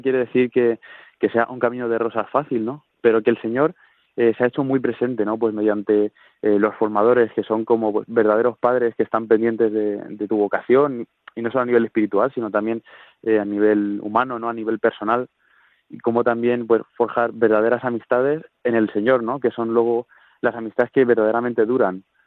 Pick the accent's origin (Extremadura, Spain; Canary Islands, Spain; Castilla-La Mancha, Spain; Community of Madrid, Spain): Castilla-La Mancha, Spain; Talavera de la Reina; soy de Talavera de la Reina, de nuestra diócesis de Toledo